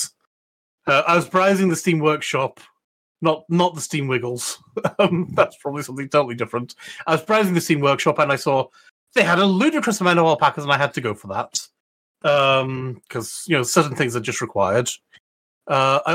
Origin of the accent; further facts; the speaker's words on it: Scotland, United Kingdom; being Scottish